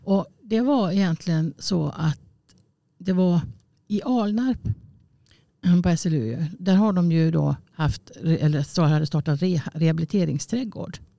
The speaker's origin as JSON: {"language": "Swedish", "town": "Borås", "region": "Västra Götaland", "country": "Sweden", "also_born_or_lived": "Gothenburg / Kungälv", "moved": "yes", "said": "jag är från Borås och hamnade jag då i Göteborg"}